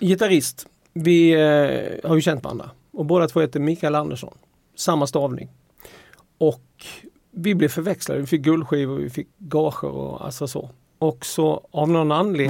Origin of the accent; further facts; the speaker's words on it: Halmstad, Halland County, Sweden; jag är från Halmstad